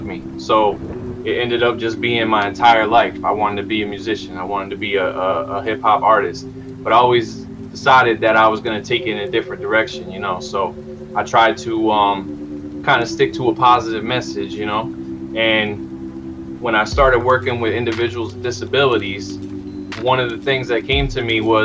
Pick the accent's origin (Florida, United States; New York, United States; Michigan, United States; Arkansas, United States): New York, United States; Hudson; born and raised in Hudson, New York. That's upstate.